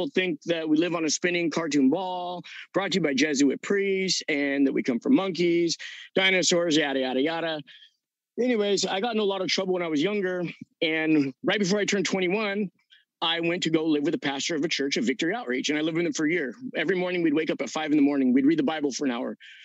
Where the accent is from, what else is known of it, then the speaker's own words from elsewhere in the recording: Southern California, United States; I'm from Southern California